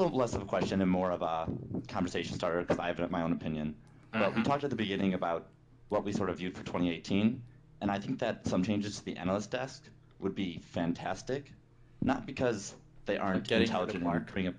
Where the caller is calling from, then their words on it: Seattle, Washington, United States; I am calling from Seattle, Washington.